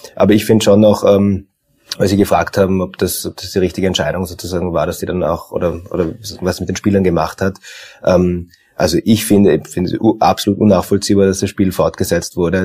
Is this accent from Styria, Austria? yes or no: no; Tyrol, Austria; now in Vienna, Austria; ich bin ja gebürtiger ähm, gebürtiger Tiroler